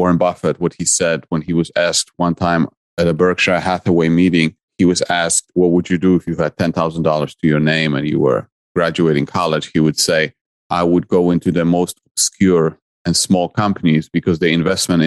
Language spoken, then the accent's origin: English; Poland; English is a second language; now in United States; I'm originally from Poland and I came to the US in 1996. And so my life in Poland was all about competition